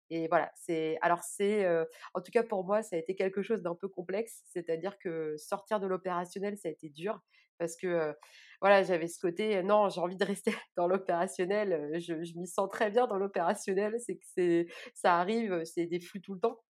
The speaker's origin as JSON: {"language": "French", "town": "Orléans", "region": "Centre-Val de Loire", "country": "France", "tie": "born or raised there", "said": "je suis originaire d'Orléans et je vis à Orléans"}